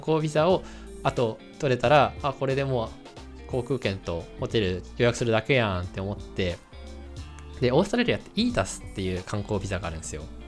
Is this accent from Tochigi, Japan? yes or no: yes; Tochigi, Japan; moved away; 俺の田舎栃木県、あの、地元、実家栃木県なんですけども